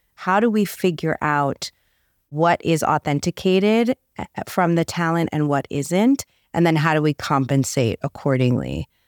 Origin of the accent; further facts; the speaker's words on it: New York City, New York, United States; now in Beverly Hills, United States; I was this little girl growing up in the Bronx who somehow wound up living in Beverly Hills